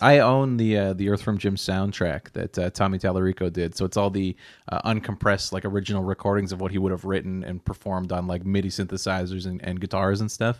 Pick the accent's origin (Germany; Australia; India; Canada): Canada; Nova Scotia; growing up in Nova Scotia